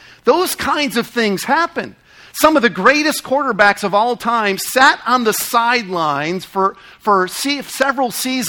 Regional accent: New England, United States; I grew up in New England

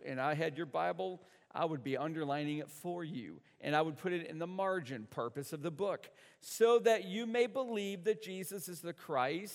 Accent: the North, United States; I'm from the North.

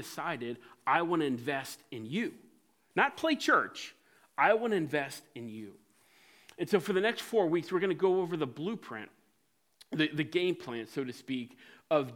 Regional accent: Cincinnati, Ohio, United States; Growing up in Cincinnati at White Oak Christian Church

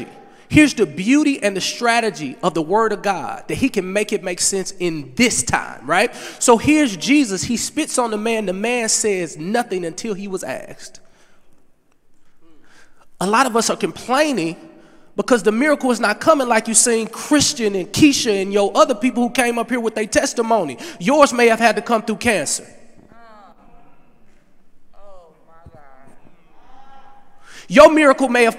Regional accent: Berkeley, Missouri, United States; I'm from St. Louis, Missouri, Berkeley to be exact. Median income, $17,000.

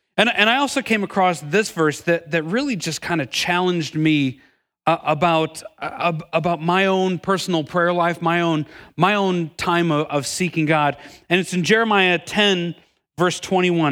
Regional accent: Milwaukee, Wisconsin, United States; moved away as an adult; I'm originally from Milwaukee, Wisconsin, lived there my entire life until moving down here about ten years ago

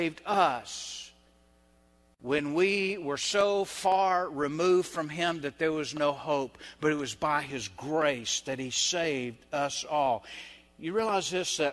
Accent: the South, United States; I'm Southern, I'm white, and I grew up in a Baptist church

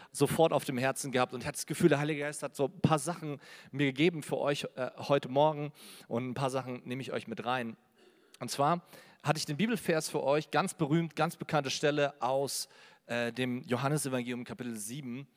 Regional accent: Berlin, Germany; Also ich komme aus Berlin, manchmal hört man es auch vielleicht noch raus.

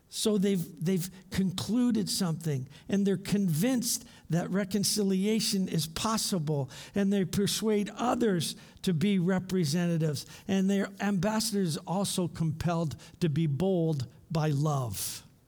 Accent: London, Ontario, Canada; moved away as an adult; now in Thailand; I grew up in London, Ontario, the forest city

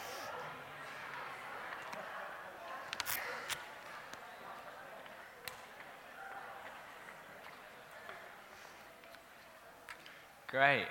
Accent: Hull, Yorkshire and the Humber, United Kingdom; born or raised there; also born or lived in York / Nottingham

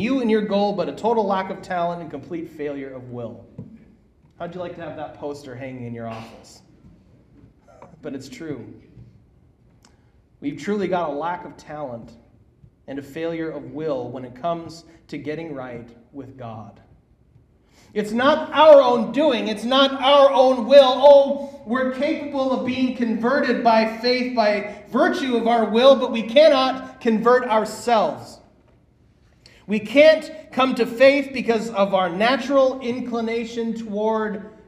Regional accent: Minnesota, United States; now in Bullhead City, United States; my hometown of Minnesota

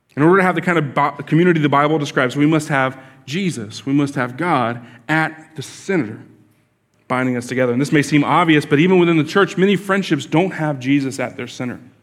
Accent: Florida, United States; I grew up here in Florida

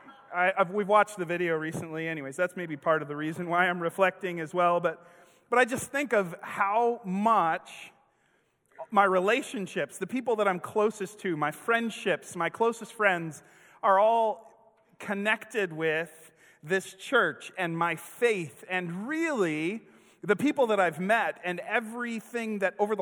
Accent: Kenosha, Wisconsin, United States; now in Springfield, United States; I grew up with in Kenosha, Wisconsin

